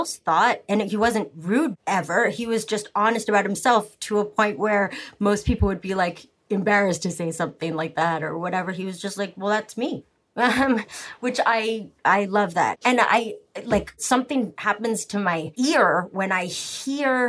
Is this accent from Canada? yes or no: yes; Canada; I'm very Canadian, and I was raised that, like, the other person is more important than you, always